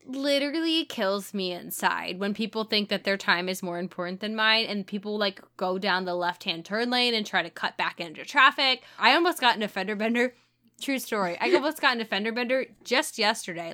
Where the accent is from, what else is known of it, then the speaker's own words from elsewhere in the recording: St. Louis, Missouri, United States; I'm from Saint Louis